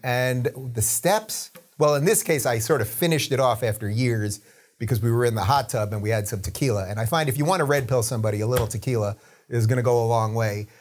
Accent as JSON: {"language": "English", "area": "Long Island", "region": "New York", "country": "United States", "tie": "born or raised there", "moved": "yes", "said": "I grew up in Long Island, spent my formative years in Long Island"}